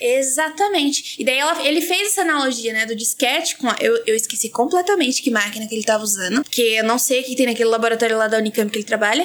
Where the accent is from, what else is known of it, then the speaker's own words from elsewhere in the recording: Baixada Santista, São Paulo, Brazil; eu sou da, da Baixada Santista